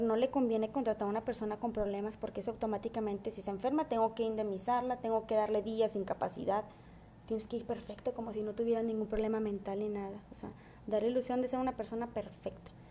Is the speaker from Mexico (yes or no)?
yes; Mexico; also born or lived in Monterrey; si yo soy mexicana